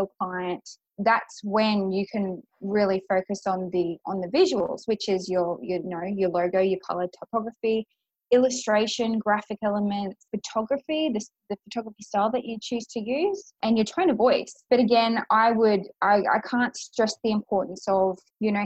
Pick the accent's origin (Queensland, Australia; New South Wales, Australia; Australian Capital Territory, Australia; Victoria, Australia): New South Wales, Australia; Grafton; now in Brisbane, Australia; I grew up in a really small country town